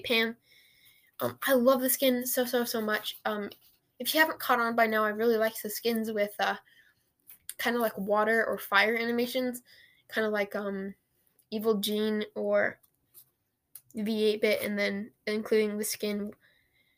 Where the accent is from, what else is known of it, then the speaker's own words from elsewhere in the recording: Portland, Oregon, United States; I'm from the Rose City